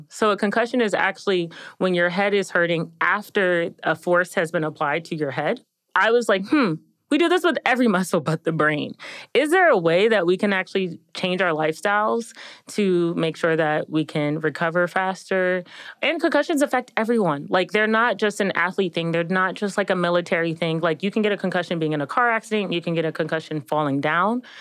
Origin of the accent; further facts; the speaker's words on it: Maryland, United States; I am from Maryland.